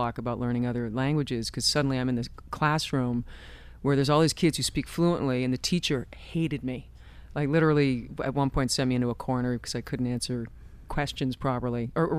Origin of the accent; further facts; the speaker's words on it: Canada; also born or lived in Ottawa; I learned French in school. I grew up in Canada.